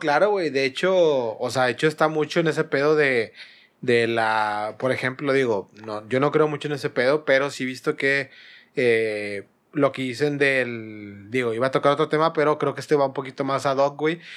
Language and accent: Spanish; Monterrey, Nuevo León, Mexico; yo siendo regio, digo, siendo regio nosotros